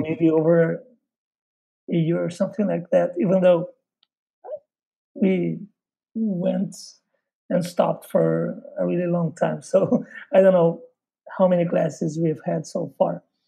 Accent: Porto Alegre, Rio Grande do Sul, Brazil; English is a second language; I'm from Porto Alegre, which is in southern Brazil

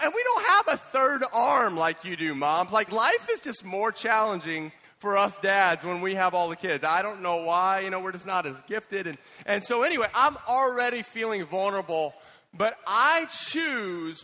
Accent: United States; as an American

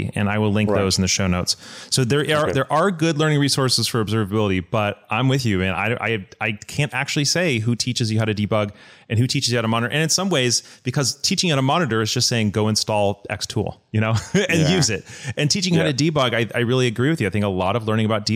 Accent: United States; as an American

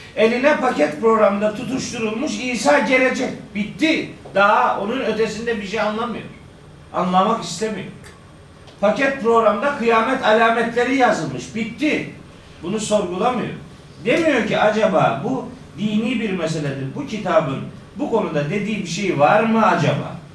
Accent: Of, Trabzon, Turkey; Ben de Ofluyum

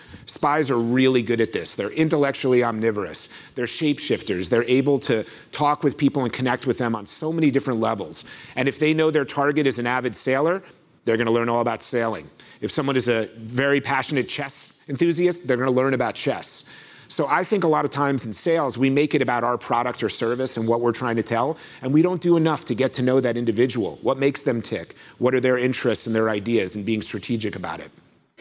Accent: Florida, United States; I grew up in Florida, where I come from, it's this hot or hotter for most of the year, so it's no big deal.

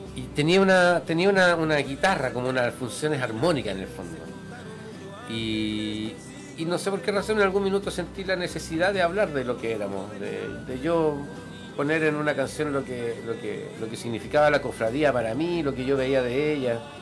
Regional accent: Chile; yo soy un cantautor chileno

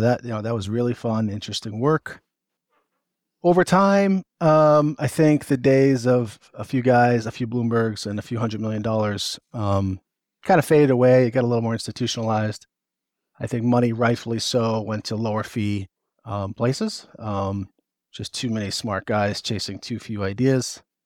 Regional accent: Northeast, United States; I'm from the Northeast

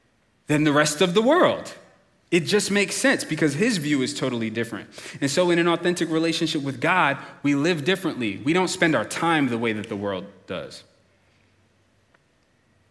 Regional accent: United States; as an American

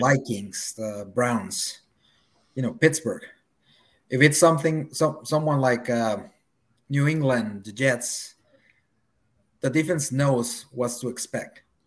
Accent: Mexico City, Mexico; moved away as an adult; now in Vancouver, Canada; I'm actually from Mexico City

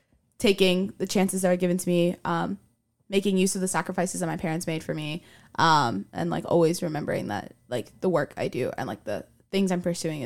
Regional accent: Miami, Florida, United States; moved away as an adult; Because I'm from Miami, and I'm very adamant about being from Miami

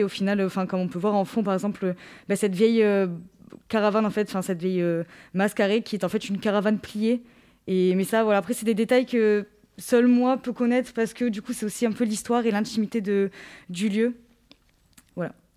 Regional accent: Rognac, Provence-Alpes-Côte d'Azur, France; quand je suis rentrée chez moi à Rognac

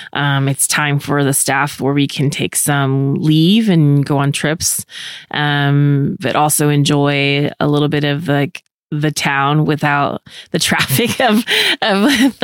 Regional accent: California, United States; I remember going back to my hometown, which was 500 miles away from my college. I went to school in California. So California's a really long state. So even though I didn't go out of state, it pretty much felt like that.

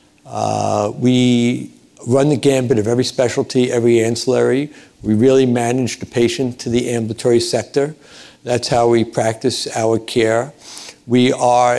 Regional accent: New York City, New York, United States; I'm from Brooklyn, which I'm very proud

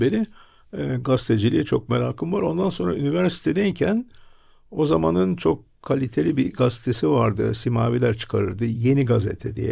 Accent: Istanbul, Turkey; İstanbul doğumluyum.

